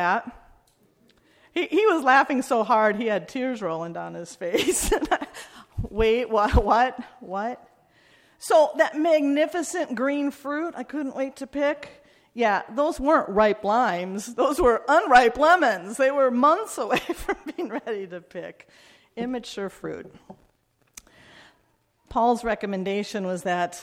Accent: Midwest, United States; I grew up in the Midwest

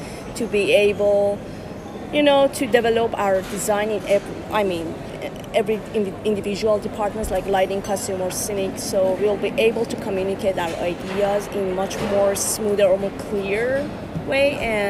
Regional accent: Iran; also born or lived in Boston; now in United States; I'm originally from Iran, but I'm currently working and living, basically, in the States

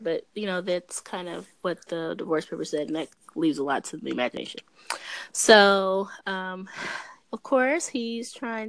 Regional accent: New York, United States; I told her she's from Philly, but I'm from New York.

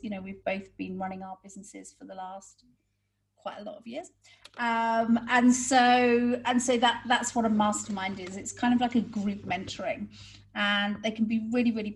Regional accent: United Kingdom; moved away; we're British

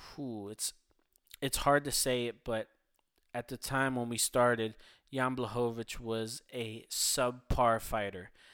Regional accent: Philadelphia, Pennsylvania, United States; my hometown, Philadelphia, Pennsylvania

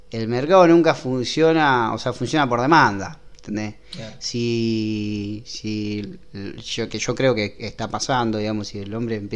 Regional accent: Arroyo Seco, Santa Fe, Argentina; somos de Rosario. Sí. y al menos yo... yo soy de Arroyo Seco

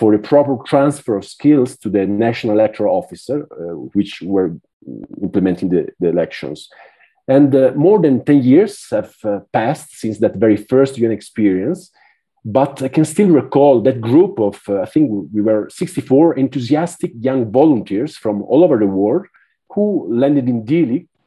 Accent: Italy; moved away as an adult; now in Villavicencio, Colombia; I'm from Italy

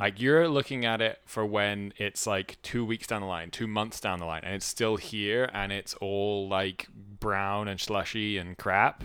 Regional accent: United Kingdom; I'm British.

